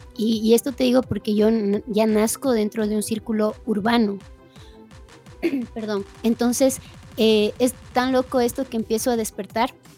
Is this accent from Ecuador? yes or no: yes; Cotacachi, Imbabura, Ecuador; cuando yo nací aquí en Cotacachi, yo soy de Cotacachi, eh, de, la provincia de Imbabura, la ciudad de Cotacachi, en Ecuador